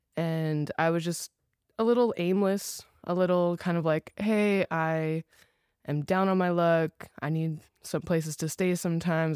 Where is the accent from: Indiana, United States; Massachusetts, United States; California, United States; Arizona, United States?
California, United States; Los Angeles; moved away as an adult; now in Dallas, United States; I grew up in Los Angeles, like, born and raised L A area